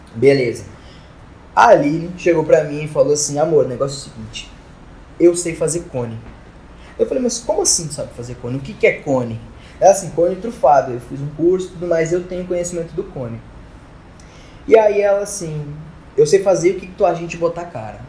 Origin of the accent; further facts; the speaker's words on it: Porto Alegre, Rio Grande do Sul, Brazil; now in Rondônia, Brazil; da minha cidade, de Porto Alegre. Mas. Pra quem não sabe, tipo, eu sou gaúcho